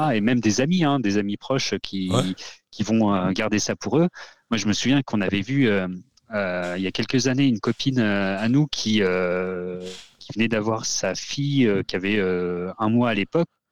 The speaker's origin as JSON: {"language": "French", "area": "Haute-Savoie", "region": "Auvergne-Rhône-Alpes", "country": "France", "moved": "yes", "lives_now": "Auvergne, France", "said": "je suis pas du tout auvergnat de base. Moi, je viens de Haute-Savoie."}